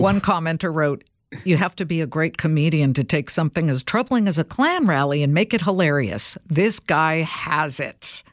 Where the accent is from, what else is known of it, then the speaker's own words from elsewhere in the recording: Los Angeles, California, United States; I grew up in Los Angeles